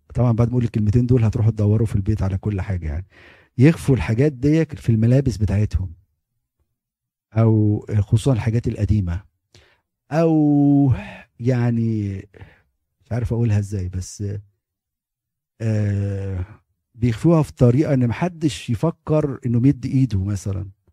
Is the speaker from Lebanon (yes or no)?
no; Egypt; moved away as an adult; احنا كمصريين